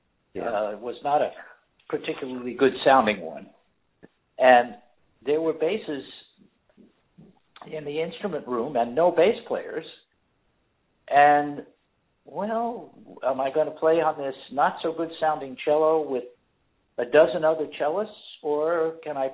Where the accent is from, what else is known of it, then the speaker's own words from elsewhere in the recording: Cleveland Heights, Ohio, United States; the kids I grew up with in Cleveland Heights